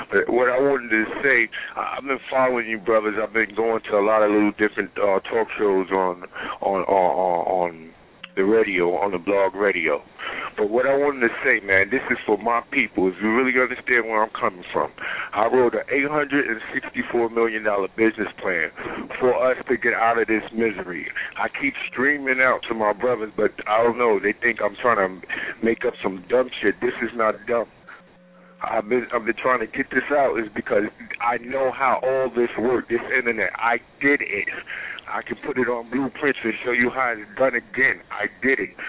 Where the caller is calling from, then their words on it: Atlanta, Georgia, United States; I'm calling from Atlanta, Georgia